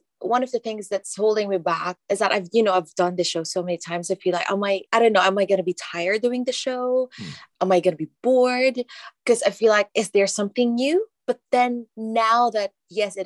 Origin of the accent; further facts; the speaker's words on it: Philippines; moved away; growing up in the Philippines